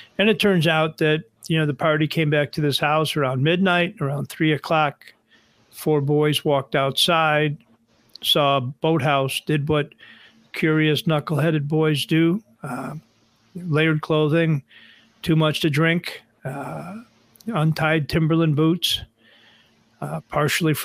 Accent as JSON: {"language": "English", "town": "Buffalo", "region": "New York", "country": "United States", "tie": "born or raised there", "moved": "yes", "lives_now": "North Shore of Chicago, United States", "said": "I grew up in Buffalo"}